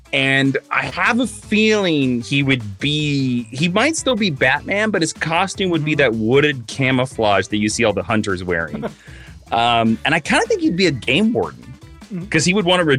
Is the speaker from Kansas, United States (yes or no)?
yes; Stark, Kansas, United States; my hometown is surrounded by fields?